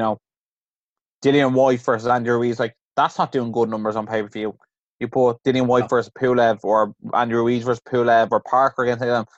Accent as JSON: {"language": "English", "country": "Ireland", "said": "as an Irish person"}